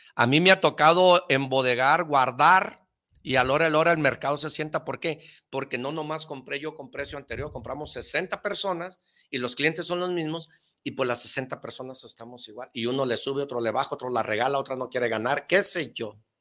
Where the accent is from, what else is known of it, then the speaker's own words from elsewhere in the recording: Mexico; como todo mexicano